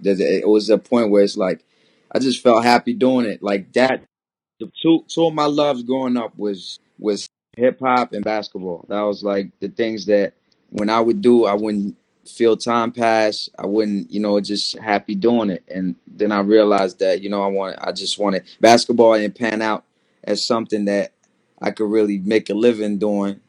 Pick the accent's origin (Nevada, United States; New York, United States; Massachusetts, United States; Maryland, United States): Maryland, United States; moved away as an adult; also born or lived in Paris, France / Washington, D.C. / Comoros; now in Brooklyn, United States; my family moved to uh, Maryland I was four. So I grew up in Maryland, and then I moved around Maryland and D.C. area